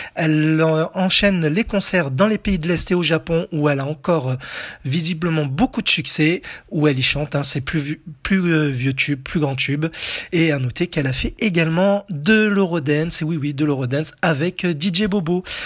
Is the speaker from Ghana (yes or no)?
no; France; chez nous en France